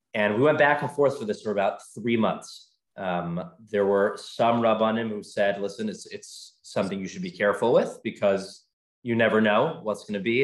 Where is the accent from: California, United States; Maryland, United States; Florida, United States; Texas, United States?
Maryland, United States; Baltimore; moved away as an adult; now in Atlanta, United States; my wife's from New York. I'm from Baltimore. We came purely for this job